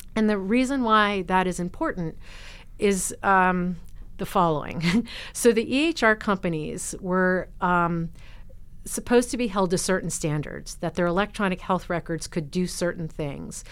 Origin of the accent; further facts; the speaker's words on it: New Jersey, United States; moved away as an adult; now in Oregon, United States; where I grew up in New Jersey